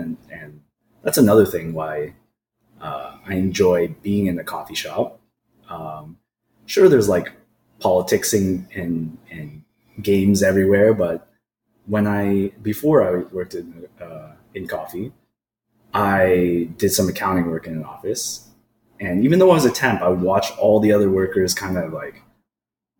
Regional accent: Oakville, Ontario, Canada; now in Hamilton, Canada; born in Oakville, even though I'm here in Hamilton now. I was probably like one of 3 Asian kids in my elementary school

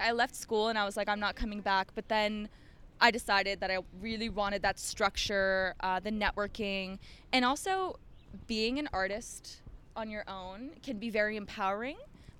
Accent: Ottawa, Ontario, Canada; moved away; I grew up in Ottawa.

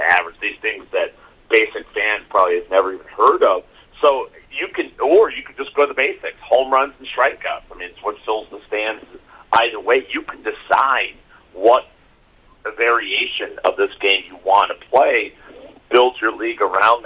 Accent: Chicago, Illinois, United States; I grew up in Chicago myself, and you know, my Southside team wasn't very good, the White Sox

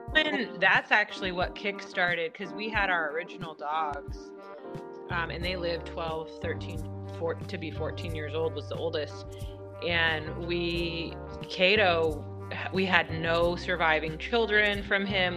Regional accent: Washington, United States; moved away; we're from Washington State originally.

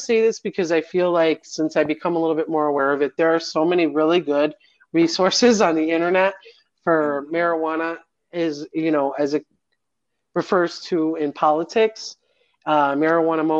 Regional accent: Midwest, United States; now in Nevada, United States; I'm from the Midwest.

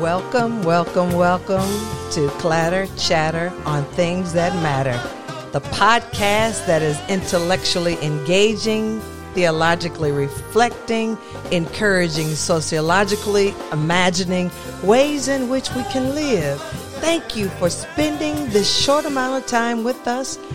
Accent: the South, United States; I grew up in the South

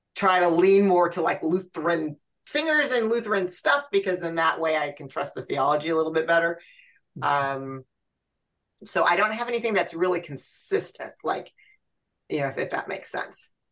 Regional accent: Santa Cruz, California, United States; moved away as an adult; also born or lived in Fairfield, California; now in Rocklin, United States; I grew up in Santa Cruz

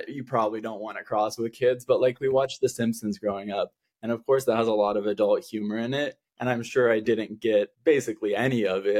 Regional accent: Oregon, United States; now in Los Angeles, United States; I'm from Oregon. I'm in LA now.

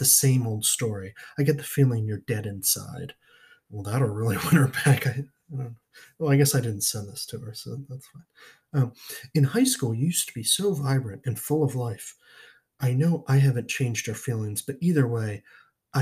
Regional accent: Media, Pennsylvania, United States; I lived in Media, the suburbs of Pennsylvania, or Philadelphia

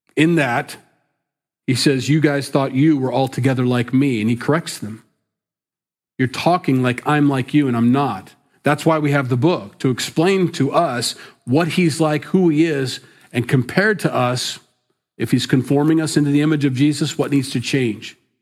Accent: Sioux City, Iowa, United States; moved away; Sioux City, my hometown, my stomping grounds

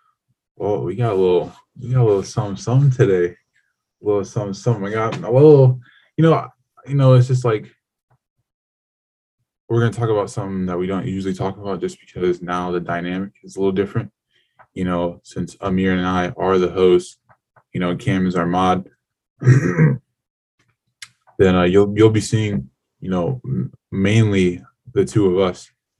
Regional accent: San Diego, California, United States; born there; also born or lived in Ohio; A lot of people think that's crazy, but you know, it's a little bit different for us because we were born in California. Like we were born in San Diego.

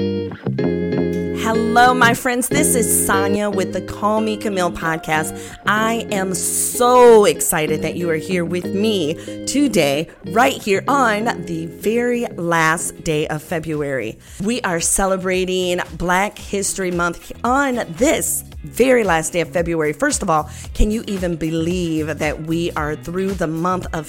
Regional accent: Covert, Michigan, United States; Covert, Michigan is my hometown.

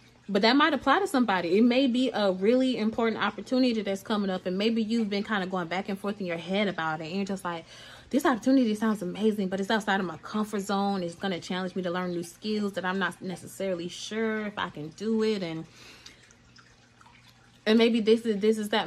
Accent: Atlanta, Georgia, United States; I'm from Georgia. I'm from Atlanta, Georgia

